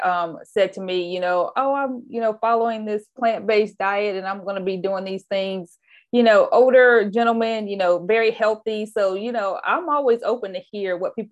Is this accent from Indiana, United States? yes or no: yes; Anderson, Indiana, United States; now in Oakland, United States; I actually grew up in a city called Anderson, Indiana. So Midwest girl